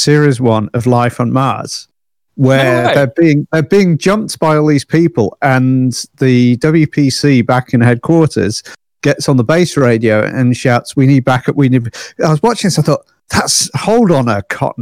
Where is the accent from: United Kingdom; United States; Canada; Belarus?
United Kingdom; Manchester, North West England; now in Isle of Man; I'm actually originally from Manchester.